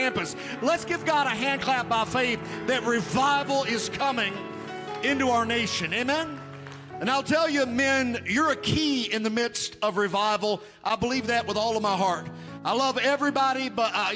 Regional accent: Webster County, Kentucky, United States; I was raised in Webster County, Kentucky

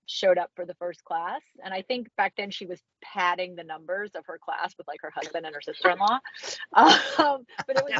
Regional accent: Central Florida, United States; I grew up in Central Florida

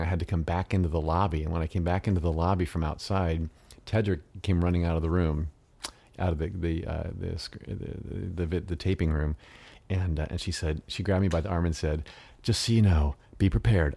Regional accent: United States; first language English; I was the only American actor in the film that spoke English as a first language

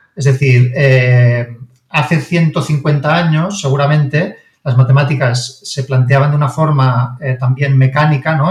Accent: Barcelona, Catalonia, Spain; mi padre es de Roma, mi madre es de Barcelona y yo siempre he vivido en Barcelona, yo nací en Barcelona

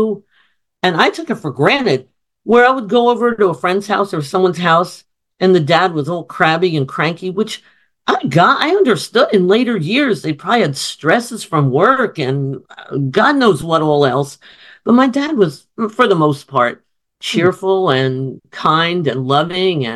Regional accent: Summit, New Jersey, United States; where we lived in Summit, New Jersey

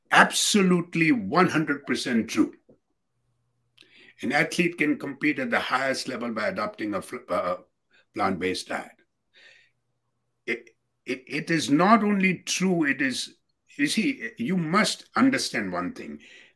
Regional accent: Gadsden, Alabama, United States; And then I had to drive back to my hometown, Gadsden, a small little place in Alabama near Birmingham.

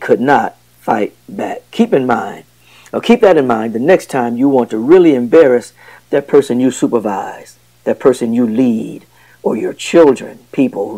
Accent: Flint, Michigan, United States; I'm from Flint, Michigan

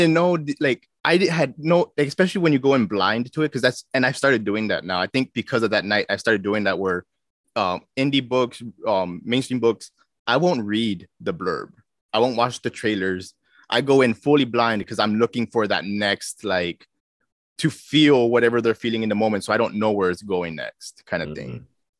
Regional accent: Minnesota, United States; it resonated pretty well with me because I came from Minnesota. So there was a lot of those microaggressions.

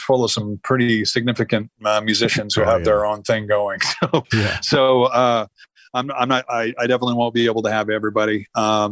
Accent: the Northwest, Pacific Northwest, United States; I come from the Northwest

